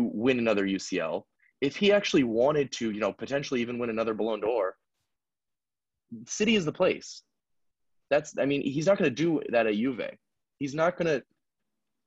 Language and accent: English; United States; I'm American, so I say dollars